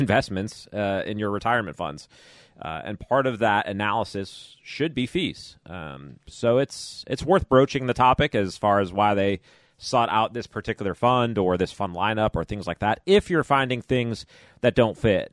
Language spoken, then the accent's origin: English; Chicago, Illinois, United States; moved away; I grew up in Chicago area